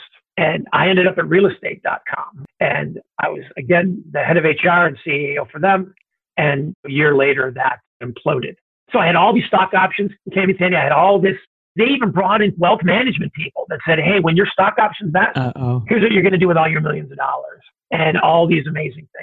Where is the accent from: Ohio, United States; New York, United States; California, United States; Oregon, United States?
Ohio, United States; Cleveland; moved away; Grew up in the Midwest, grew up in Ohio, the son of immigrant parents.